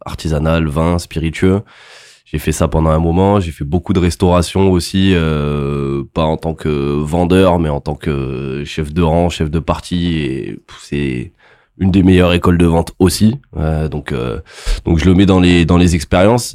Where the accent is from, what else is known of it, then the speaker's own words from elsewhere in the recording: Montpellier, Occitania, France; je viens de Montpellier